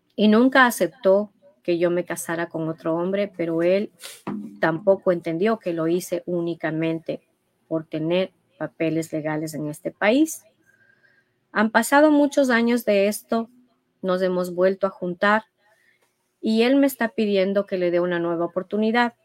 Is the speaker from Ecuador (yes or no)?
yes; Ecuador; como ecuatorianos